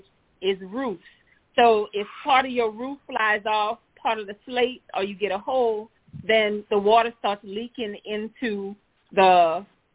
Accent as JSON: {"language": "English", "town": "New Orleans", "region": "Louisiana", "country": "United States", "said": "we are from New Orleans"}